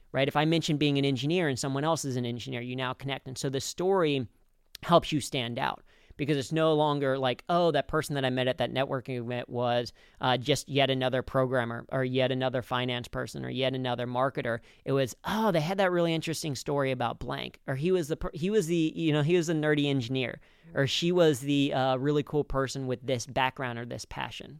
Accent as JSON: {"language": "English", "town": "Cincinnati", "region": "Ohio", "country": "United States", "tie": "born or raised there", "said": "I grew up in Cincinnati"}